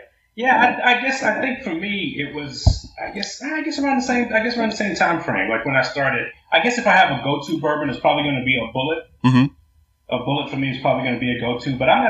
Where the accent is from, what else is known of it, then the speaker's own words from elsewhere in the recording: New York, United States; I'm born and raised in New York